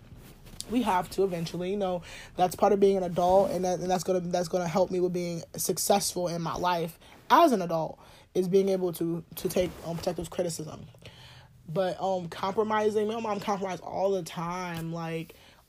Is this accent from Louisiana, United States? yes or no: yes; New Orleans, Louisiana, United States; I'm from New Orleans